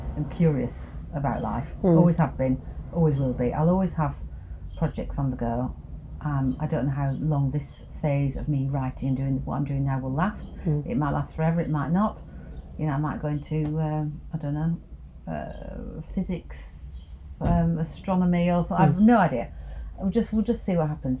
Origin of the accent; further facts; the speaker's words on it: the north of England, United Kingdom; accent: Northern; moved away as an adult; now in London, United Kingdom; being Northern.